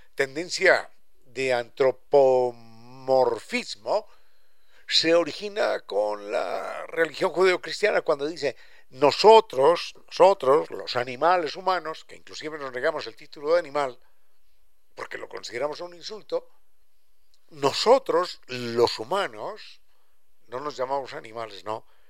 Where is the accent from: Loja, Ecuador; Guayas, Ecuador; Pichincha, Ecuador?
Pichincha, Ecuador; Quito